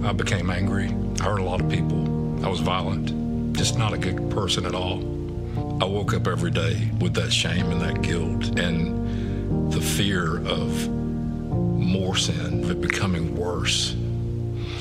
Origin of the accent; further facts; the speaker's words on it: South Georgia, United States; moved away as an adult; also born or lived in Germany; I was raised in South Georgia, primarily by my grandparents.